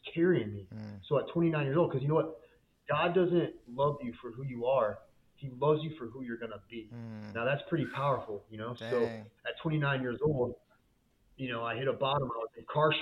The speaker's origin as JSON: {"language": "English", "region": "Florida", "country": "United States", "tie": "born or raised there", "said": "I was born and raised in Florida"}